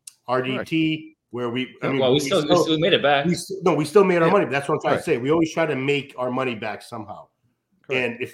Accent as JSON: {"language": "English", "country": "United States", "said": "I'm American."}